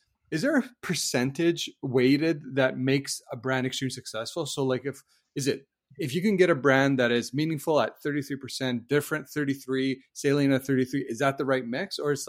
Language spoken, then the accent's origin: English; Canada; also born or lived in Europe; I'm Canadian and our flag is red and white.